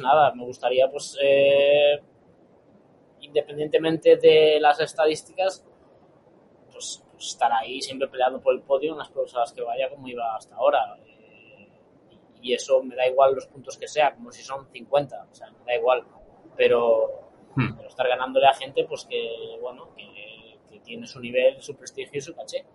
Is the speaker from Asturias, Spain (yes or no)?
no; Galicia, Spain; como gallego que soy